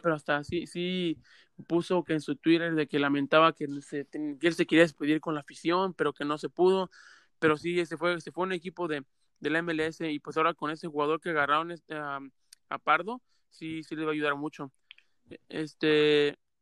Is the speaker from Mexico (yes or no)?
yes; Mexico; uno como mexicano